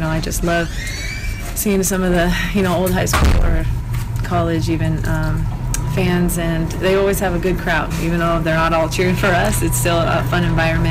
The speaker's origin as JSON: {"language": "English", "town": "Seattle", "region": "Washington", "country": "United States", "tie": "born or raised there", "said": "this is my hometown"}